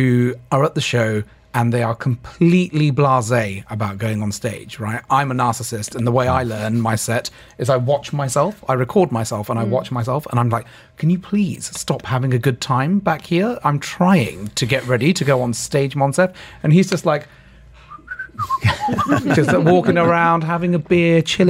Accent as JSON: {"language": "English", "region": "England", "country": "United Kingdom", "moved": "yes", "lives_now": "Dubai, United Arab Emirates", "said": "I'm British and Indian"}